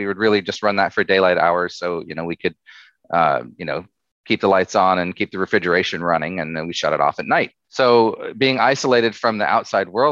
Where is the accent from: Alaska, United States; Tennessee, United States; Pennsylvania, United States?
Alaska, United States; Southeast; So I grew up in Southeast Alaska.